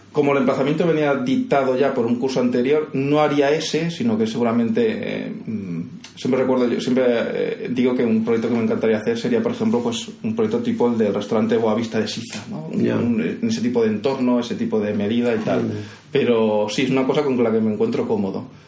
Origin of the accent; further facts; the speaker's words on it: Castelldefels, Catalonia, Spain; accent: Andalusian; first language Spanish; now in Vilanova i la Geltrú, Spain; Castelldefels que el Castel de los años 70 y 80, ¿no? que es el que yo recuerdo de mi infancia